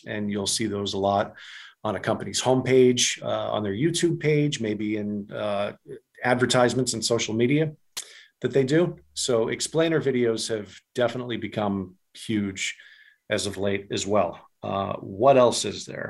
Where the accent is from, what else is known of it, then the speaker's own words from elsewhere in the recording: New England, United States; I'm from New England